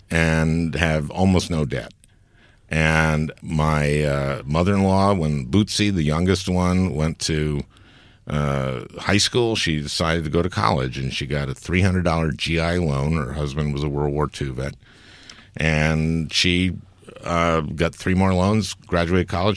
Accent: St. Louis Park, Minnesota, United States; I'm a Democrat is that I grew up in St. Louis Park, Minnesota

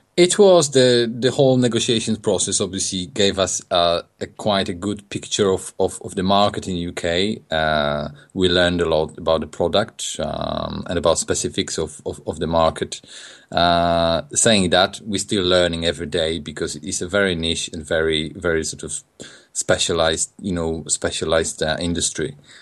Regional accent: Poland; English is a second language; moved away as an adult; also born or lived in England; now in United Kingdom; I'm from Poland. I came, I came to England in, uh, in two thousand and, two thousand five.

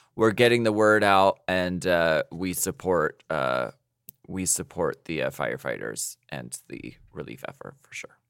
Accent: United States; I am not from Ukraine, I'm from the United States

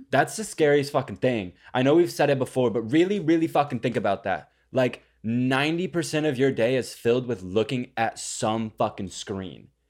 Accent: Texas, United States; born or raised there; moved away

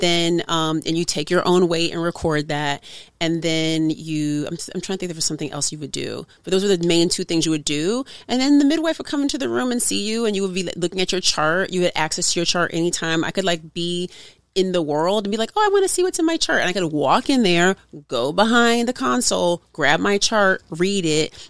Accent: Oakland, California, United States; from Oakland, California

